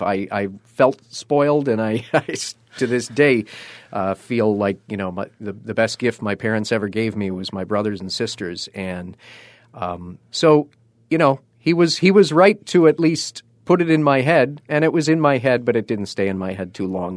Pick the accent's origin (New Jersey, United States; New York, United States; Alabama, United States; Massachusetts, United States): New York, United States; Buffalo; also born or lived in Springville, New York; I grew up on Millicent Avenue in the Kensington Bailey section and went to Saint James School and Parish